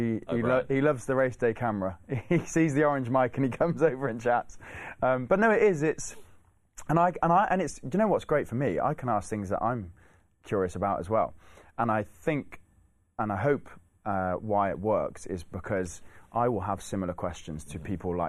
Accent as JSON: {"language": "English", "town": "Cheltenham", "region": "South West England", "country": "United Kingdom", "tie": "born or raised there", "said": "I was born in Cheltenham. Cheltenham was kind of where I found my love for racing"}